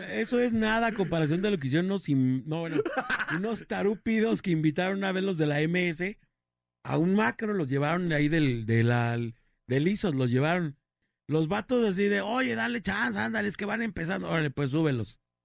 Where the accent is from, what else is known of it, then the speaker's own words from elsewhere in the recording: Guadalajara, Jalisco, Mexico; yo soy de aquí de Guadalajara